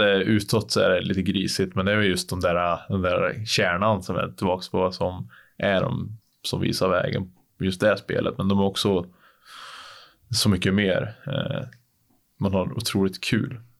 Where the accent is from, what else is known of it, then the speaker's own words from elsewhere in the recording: Sweden; men det är kul att testa på något som man aldrig, aldrig, aldrig skulle ha på sig hemma i Sverige.